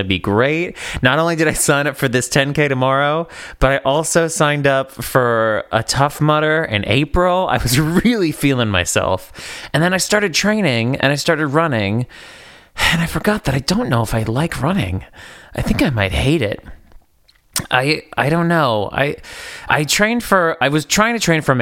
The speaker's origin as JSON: {"language": "English", "area": "East Coast", "region": "New England", "country": "United States", "moved": "as an adult", "lives_now": "Los Angeles, United States", "said": "I'm from the East Coast."}